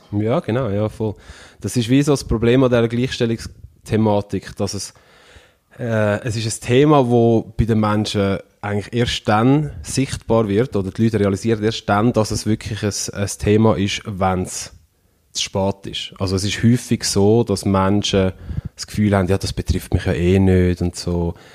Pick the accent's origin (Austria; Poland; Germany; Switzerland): Switzerland; ich bin in der Schweiz aufgewachsen